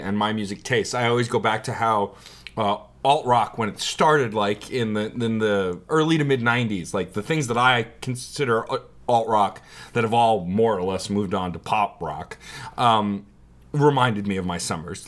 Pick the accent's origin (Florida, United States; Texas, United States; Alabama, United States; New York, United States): New York, United States; New York City; also born or lived in Staten Island, New York; I was born in Brooklyn, then moved to Staten Island. So technically my hometown is still Brooklyn.